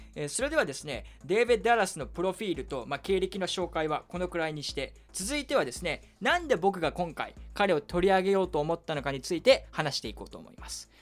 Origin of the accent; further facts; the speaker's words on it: Kyushu, Saga, Japan; moved away; 僕の実家も九州の佐賀